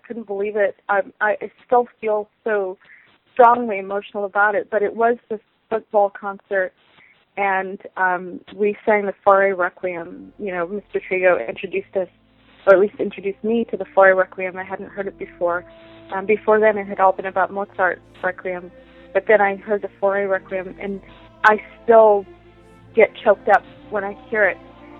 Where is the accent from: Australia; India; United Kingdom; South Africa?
South Africa; also born or lived in Southern California, United States; I am originally from South Africa by way of Southern California.